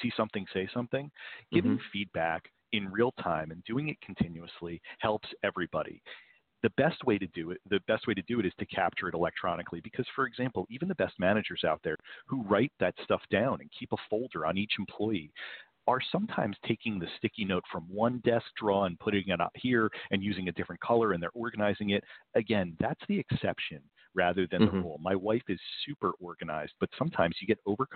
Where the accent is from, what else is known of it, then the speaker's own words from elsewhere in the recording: New Jersey, United States; I'm from New Jersey